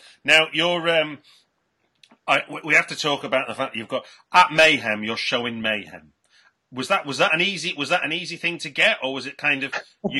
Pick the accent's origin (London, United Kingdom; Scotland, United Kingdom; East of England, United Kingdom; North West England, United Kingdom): North West England, United Kingdom; Manchester; which I'm as a Mancunian